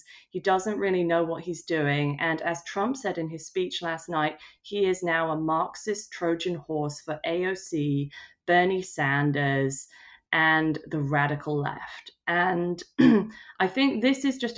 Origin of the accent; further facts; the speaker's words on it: United Kingdom; as a British person